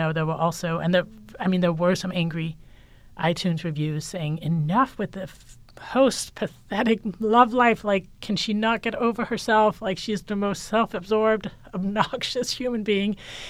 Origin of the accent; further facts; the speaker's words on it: Denmark; And I think I was also just raised as a woman, and I'm from Denmark, and Scandinavia is very like, don't stand up and draw attention to yourself.